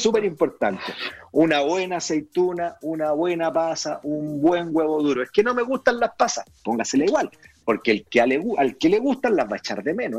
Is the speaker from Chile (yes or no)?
yes; Chile; soy embajador de los sabores de mi país